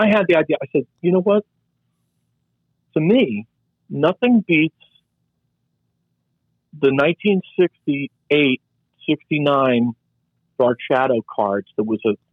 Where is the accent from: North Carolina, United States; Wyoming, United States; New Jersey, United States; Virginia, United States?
New Jersey, United States; moved away as an adult; I'm actually from New Jersey.